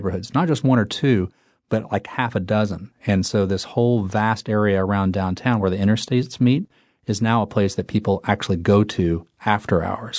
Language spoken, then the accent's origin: English; Tulsa, Oklahoma, United States; I grew up in Tulsa, first of all.